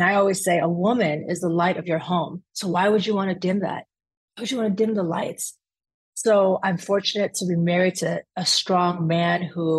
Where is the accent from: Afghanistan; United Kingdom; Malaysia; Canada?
Afghanistan; And I'm proud to say that I'm from Afghanistan.